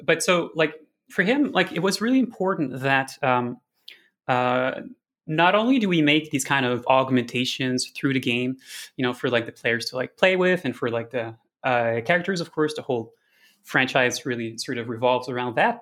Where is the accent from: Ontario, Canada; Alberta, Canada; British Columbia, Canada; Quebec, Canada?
Quebec, Canada; Montreal; also born or lived in Amsterdam; I came back in two thousand nineteen to Montreal, which is my hometown